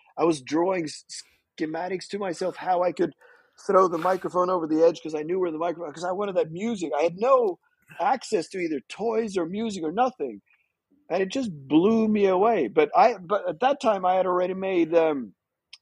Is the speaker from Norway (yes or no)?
yes; Fredrikstad, Østfold, Norway; also born or lived in Netherlands; I was born in Holland. So my family is half my family is Dutch. And then we moved to Norway when I was really young. And I'm from a small town called Fredrikstad.